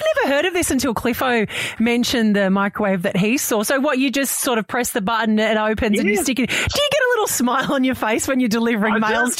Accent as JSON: {"language": "English", "town": "Sydney", "region": "New South Wales", "country": "Australia", "tie": "born or raised there", "moved": "as an adult", "lives_now": "Townsville, Australia", "said": "I grew up down in Sydney, not right in the centre of Sydney. We had 5 acres and horses and that sort of stuff."}